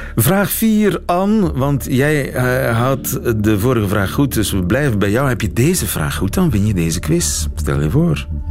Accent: East Flanders, Belgium; ik ben een echte Vlaming, geboren en getogen in eh, Oost-Vlaanderen

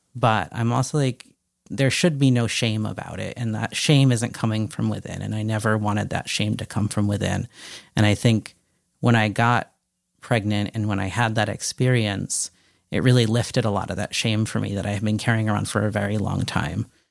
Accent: Connecticut, United States; I grew up in Connecticut and um, was born in '81

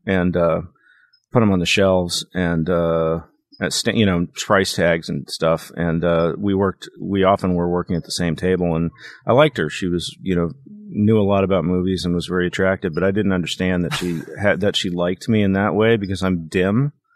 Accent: Kansas City, Missouri, United States; moved away; also born or lived in Dallas, Texas; I moved from Dallas to Kansas City, and I lived with my maternal grandparents for five years.

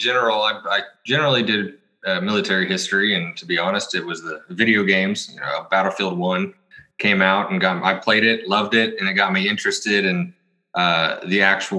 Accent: Oklahoma, United States; I grew up in Oklahoma.

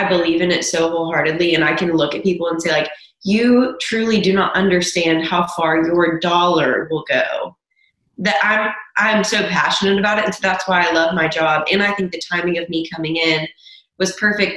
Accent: Williamson County, Tennessee, United States; growing up in Williamson County, where everyone is so affluent

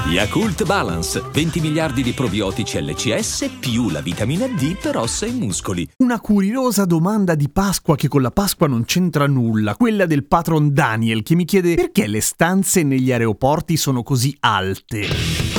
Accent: Milan, Lombardy, Italy; io che sono di Milano mi ricordo perfettamente da bambino che l'aeroporto di Linate sembrava una specie di fermata della metropolitana

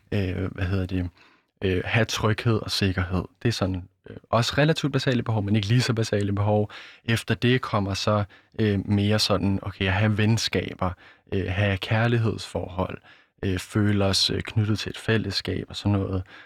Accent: Denmark; jeg vesterlænding og dansker

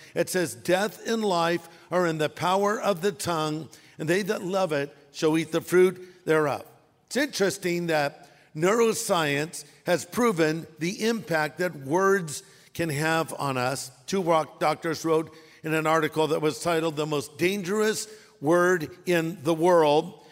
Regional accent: California, United States; I'm from California

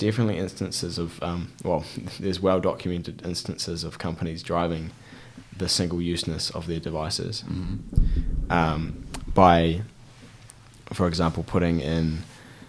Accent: Christchurch, Canterbury, New Zealand; We're in Christchurch and I'm from Christchurch. I've lived here for the vast majority of my life

